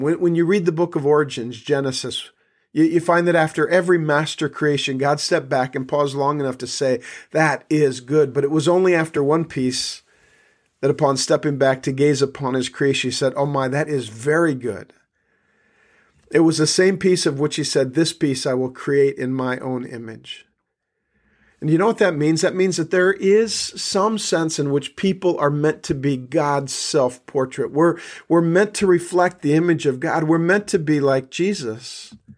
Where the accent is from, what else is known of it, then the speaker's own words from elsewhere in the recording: South Dakota, United States; I grew up in South Dakota